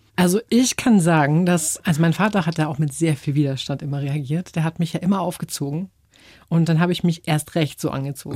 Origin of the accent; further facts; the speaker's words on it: Germany; also born or lived in England / Taiwan; als Deutsche